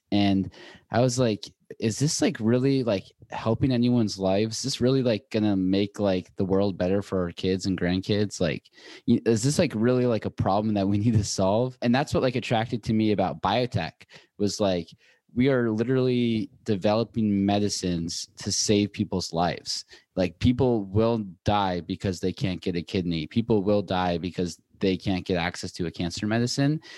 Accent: Seattle, Washington, United States; moved away as an adult; also born or lived in Boulder / New York; now in Los Angeles, United States

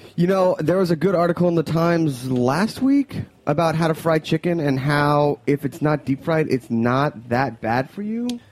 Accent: Montreal, Quebec, Canada; Montreal's that's my hometown

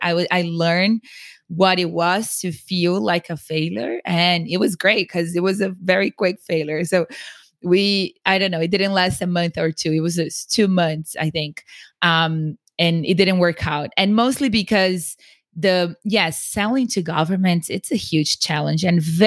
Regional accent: São Paulo, Brazil; English is a second language; now in United States; because I grew up in Sao Paulo in a very nice neighborhood. I went to the best schools, but in the US, I was nobody and I was nothing. And yes, I had an accent

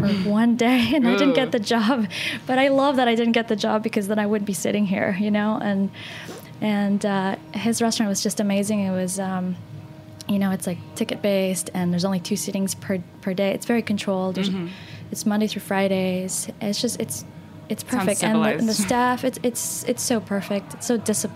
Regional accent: Texas, United States; also born or lived in Northern Argentina; I grew up in Texas

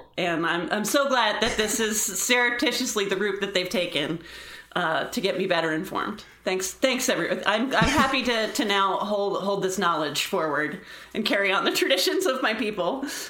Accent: Scotland, United Kingdom; I'm a Scot who knows nothing about wool.

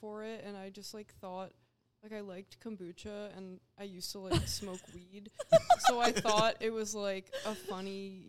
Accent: New Hampshire, United States; New Hampshire.

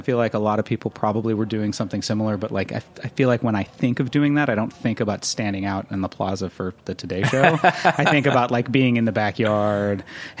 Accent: New York, United States; I grew up here in New York

